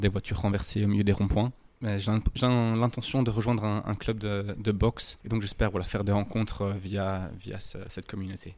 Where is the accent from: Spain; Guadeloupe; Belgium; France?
Belgium; Louvain-la-Neuve, Wallonia; moved away as an adult; now in Cairns, Australia; je viens de Louvain-la-Neuve une ville universitaire à 20 minutes au sud de Bruxelles.